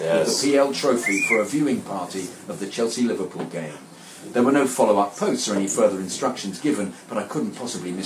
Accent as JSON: {"language": "English", "country": "India", "tie": "born or raised there", "said": "I was born and raised in India."}